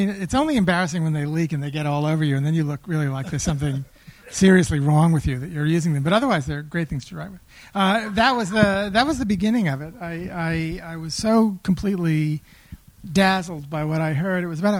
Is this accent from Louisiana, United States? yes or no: yes; southwest Louisiana, United States; I grew up in the Deep South, in a town in southwest Louisiana